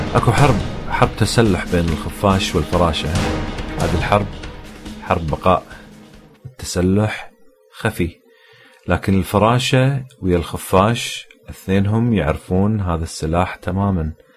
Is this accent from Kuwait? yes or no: yes; Kuwait; عندنا بالكويت